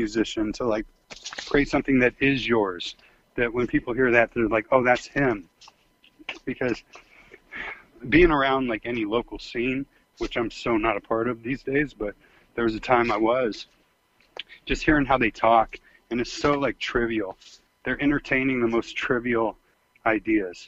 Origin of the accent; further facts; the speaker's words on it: the Bay Area, California, United States; now in Arizona, United States; I'm from the Bay, man, where it's tough